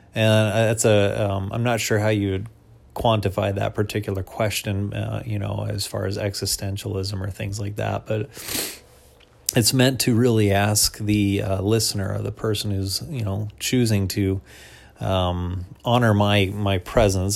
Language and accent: English; United States; as an American Christian